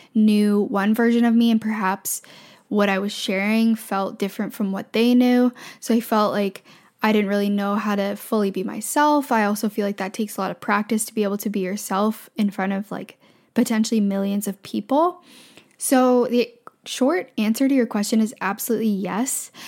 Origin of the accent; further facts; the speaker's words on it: Canada; I'm from Canada